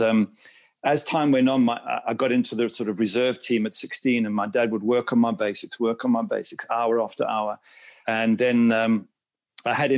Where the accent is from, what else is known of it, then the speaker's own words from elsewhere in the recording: South Africa; moved away as an adult; also born or lived in England / Manchester, United Kingdom; now in Miami, United States; I ended up there as a six-year-old and grew up there and was schooled there and went to university there. So I'm sort of South African by culture